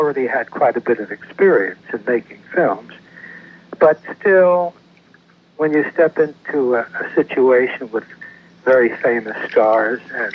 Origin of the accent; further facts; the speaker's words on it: New York City, New York, United States; moved away as an adult; also born or lived in Peekskill, New York / Providence, Rhode Island / New Haven, Connecticut; I grew up mostly in New York City.